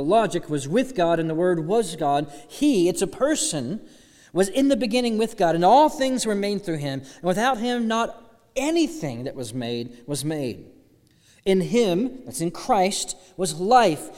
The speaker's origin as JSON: {"language": "English", "town": "Austin", "region": "Texas", "country": "United States", "moved": "yes", "lives_now": "Alabama, United States", "said": "I'm from Austin, Texas."}